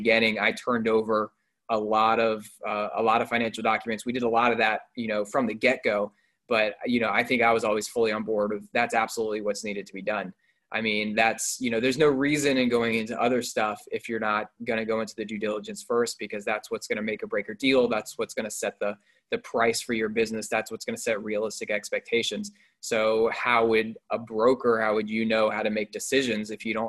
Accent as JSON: {"language": "English", "town": "Raleigh", "region": "North Carolina", "country": "United States", "tie": "born or raised there", "said": "I grew up in Raleigh, North Carolina, so that's college basketball central right there"}